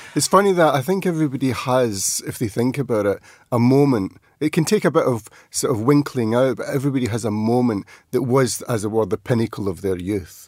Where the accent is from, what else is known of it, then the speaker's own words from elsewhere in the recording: outside Glasgow, Scotland, United Kingdom; we grew up outside Glasgow